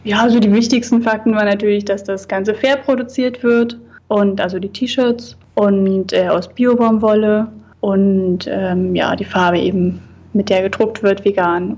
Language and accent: German; Thuringia, Germany; moved away as an adult; now in Hamburg, Germany; der Kleinstadt, da wo ich herkomme